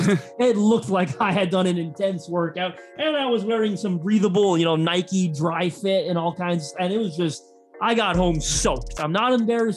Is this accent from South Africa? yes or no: no; Canada; us Canadians